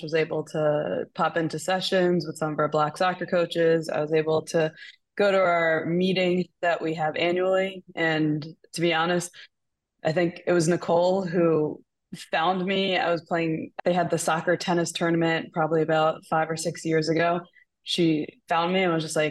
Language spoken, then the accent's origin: English; Long Island, New York, United States; So I grew up on Long Island. I'm from Long Island originally